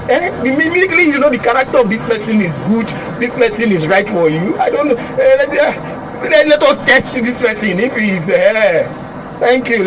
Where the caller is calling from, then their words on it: Lekki, Lagos, Nigeria; I'm calling from Lekki.